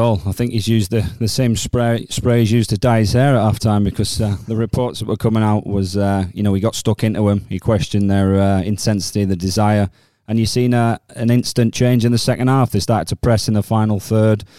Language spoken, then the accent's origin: English; England, United Kingdom; being English